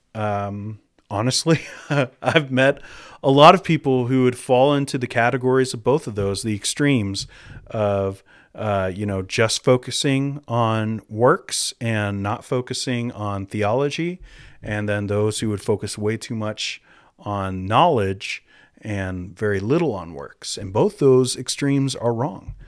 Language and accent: English; United States; moved away as an adult; also born or lived in Minnesota / North Carolina / Saskatoon; now in Moose Jaw, Canada; I'm from the United States